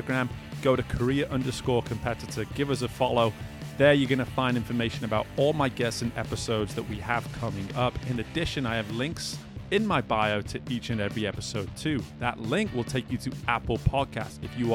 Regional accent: England, United Kingdom; moved away as an adult; now in United States; I grew up playing soccer in England.

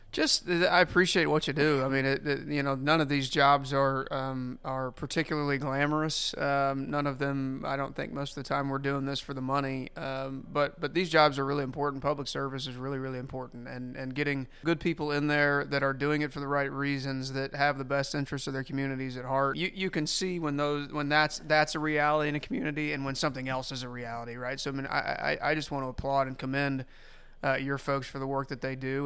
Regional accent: Columbia, Missouri, United States; I grew up in Columbia

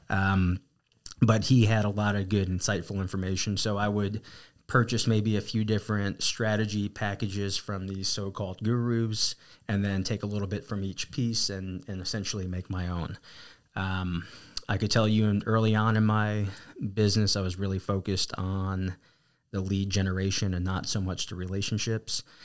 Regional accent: New Jersey, United States; accent: East Coast; also born or lived in Arizona; now in San Antonio, United States; born and raised, uh, New Jersey, and, uh, got to Texas as quickly as I could

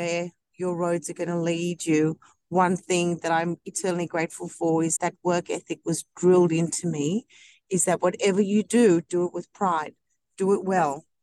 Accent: Hornsby, New South Wales, Australia; also born or lived in South Africa; I grew up in Hornsby, and then my parents moved to Blacktown

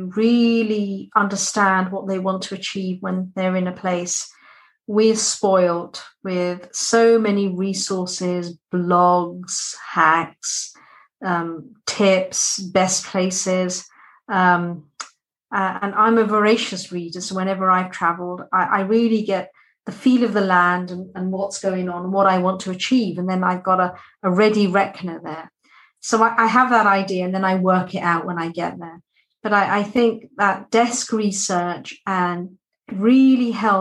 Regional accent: United Kingdom; being British, we drink tea.

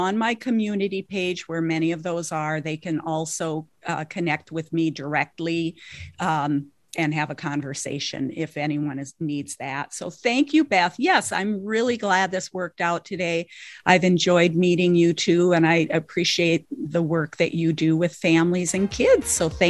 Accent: Minnesota, United States; now in Twin Cities, United States; I now live in the Twin Cities area, but I grew up on the Canadian border.

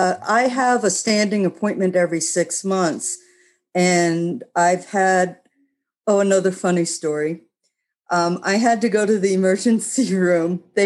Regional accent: New York, United States; now in Greeneville, United States; I'm still a New Yorker when it comes to security.

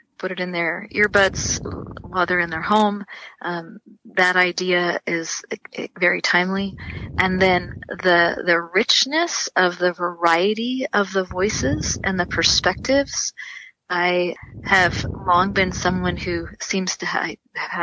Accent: San Diego, California, United States; also born or lived in Riverside / Redlands; I was born in San Diego. I've lived most of my adult life here in my growing up years and adult life, you know, locally, Southern California, Riverside, Redlands

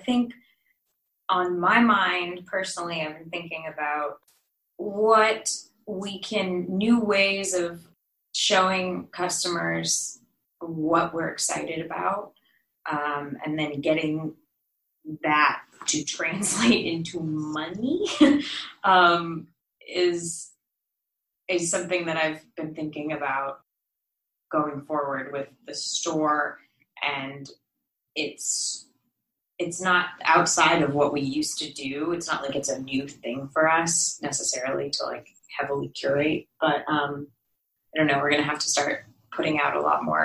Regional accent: San Diego, California, United States; now in Bay Area, United States; I'm from San Diego

